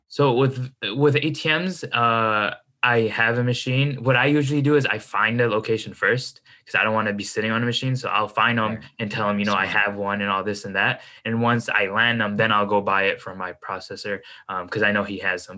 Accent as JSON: {"language": "English", "town": "Chicago", "region": "Illinois", "country": "United States", "said": "I'm from uh, the Midwest, Chicago. That's where I stay"}